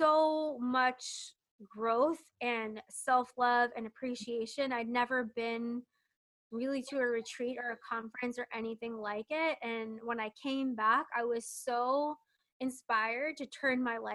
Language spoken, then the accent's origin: English; New Jersey, United States; I'm from New Jersey